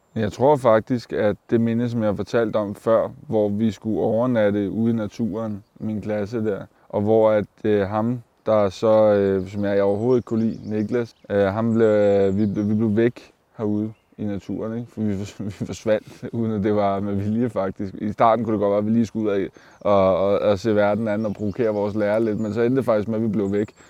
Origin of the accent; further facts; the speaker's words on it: Køge, Zealand, Denmark; jeg er fra Køge, og jeg bor i Køge